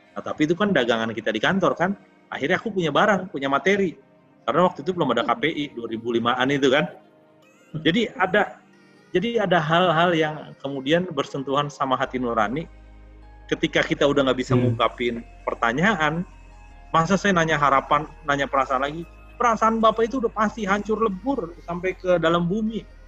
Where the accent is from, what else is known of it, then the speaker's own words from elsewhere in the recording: Jakarta, Indonesia; aku ini lahir di Tanjung Priuk